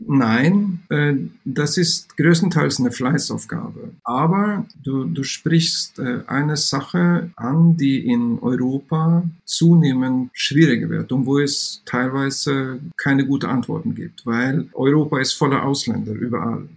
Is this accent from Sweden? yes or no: yes; Sweden; German is a second language; moved away as an adult; now in Saarbrücken, Germany; ich bin ähm, äh, gebürtiger Schwede